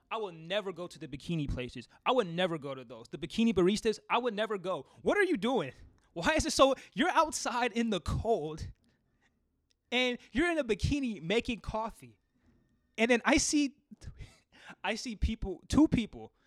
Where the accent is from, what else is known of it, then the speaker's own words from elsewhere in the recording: Seattle, Washington, United States; I'm from Seattle